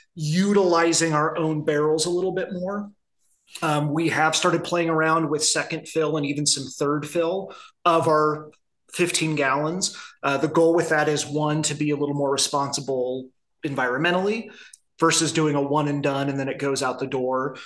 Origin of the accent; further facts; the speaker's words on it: Midwest, United States; now in Arizona, United States; I grew up in the Midwest